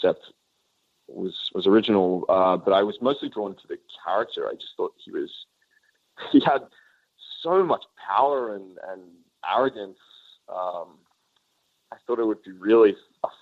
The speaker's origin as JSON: {"language": "English", "country": "Australia", "tie": "born or raised there", "moved": "as an adult", "said": "I'm this kid from the suburbs of Australia"}